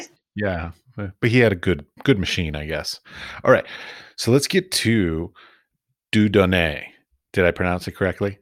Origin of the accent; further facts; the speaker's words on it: Washington, District of Columbia, United States; moved away as an adult; also born or lived in Iowa / San Francisco; I was raised in Washington, D.C.